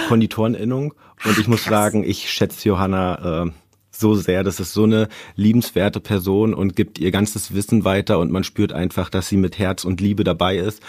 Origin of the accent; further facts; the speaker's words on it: Brandenburg, Germany; moved away; also born or lived in Berlin; ich bin in Brandenburg groß geworden